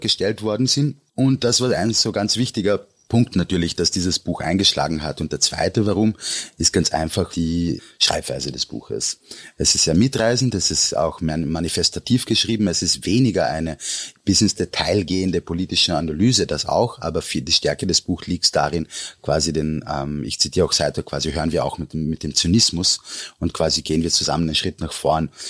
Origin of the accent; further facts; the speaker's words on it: Austria; mir als Österreicher